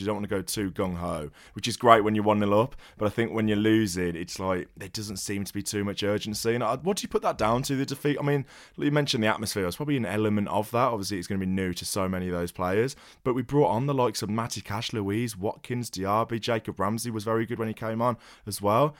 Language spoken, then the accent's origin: English; England, United Kingdom; as an English fan